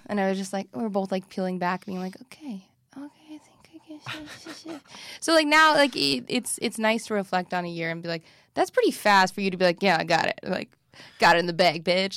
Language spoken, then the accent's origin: English; Midwest, United States; I'm from the Midwest